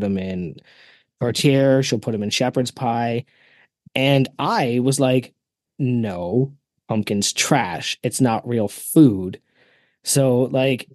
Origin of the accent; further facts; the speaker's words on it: Canada; As a Canadian